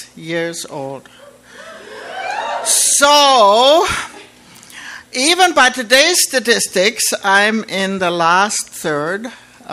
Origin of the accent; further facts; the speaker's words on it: Austria; now in Canada; I was born in 1936 in Austria